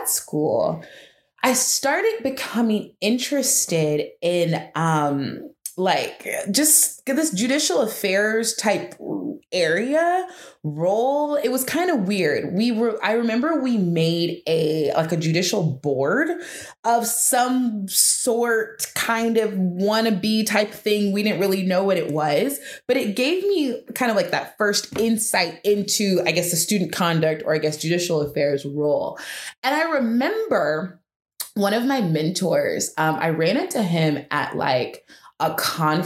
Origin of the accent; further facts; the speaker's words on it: Atlanta, Georgia, United States; moved away; also born or lived in Las Vegas / Alabama; I'm originally from Atlanta, Georgia. I've lived all over different places. I've lived in Las Vegas. I've lived in Alabama